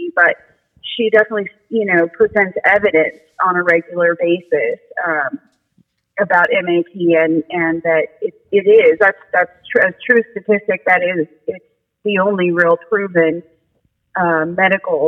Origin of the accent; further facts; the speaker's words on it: West Coast, United States; moved away as an adult; I grew up in on the West Coast and in a pretty progressive and larger city.